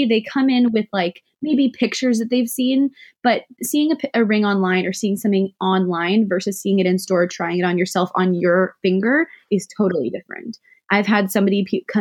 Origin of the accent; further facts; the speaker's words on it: Santa Rosa, California, United States; also born or lived in Oakland, California / Antioch, California; I grew up in Santa Rosa, California, Sonoma County, wine county, wine country